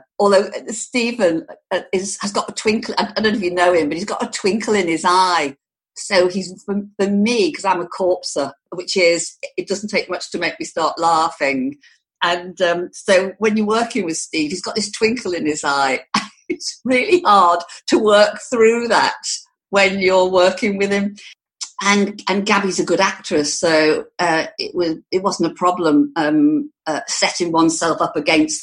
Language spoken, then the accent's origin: English; the Wirral, Merseyside, North West England, United Kingdom; I actually come from the Wirral. If I told somebody I came from Liverpool, oh, I say Merseyside because it's easier